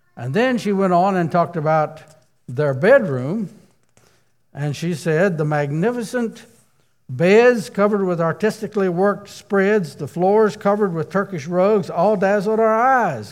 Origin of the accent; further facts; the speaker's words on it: Rockingham County, Virginia, United States; I grew up in Virginia myself, and uh, Rockingham County, Virginia